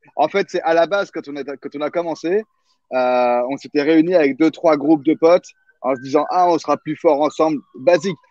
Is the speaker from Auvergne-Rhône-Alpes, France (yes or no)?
no; Conflans-Sainte-Honorine, Île-de-France, France; je viens de Conflans